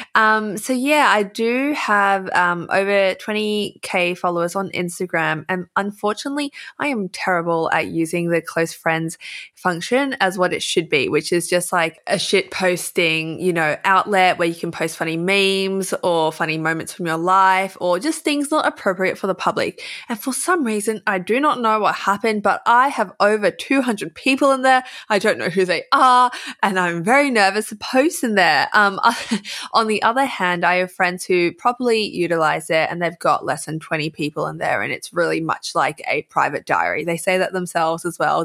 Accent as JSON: {"language": "English", "country": "Australia", "accent": "Aussie", "said": "I can feel myself emphasizing my Aussie accent or being Australian"}